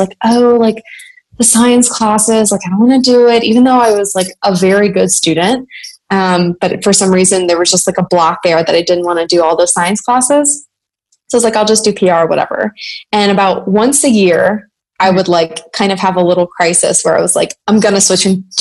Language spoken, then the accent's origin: English; Louisiana, United States; I'm from Louisiana